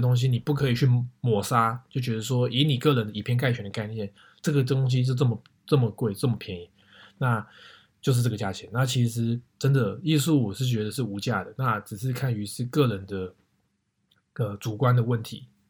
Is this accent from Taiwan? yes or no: yes; Taiwan; moved away; also born or lived in North America; 我们台湾人会叫做写真集